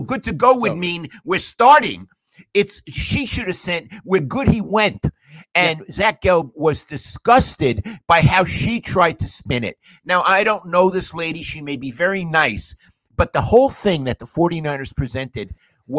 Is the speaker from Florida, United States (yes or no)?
no; New York, United States; moved away; I'm a New Yorker